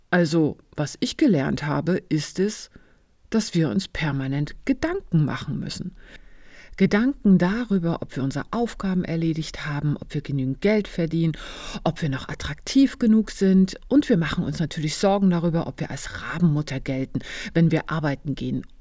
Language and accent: German; eastern Germany, Germany; Ja, ich bin im Osten Deutschlands aufgewachsen.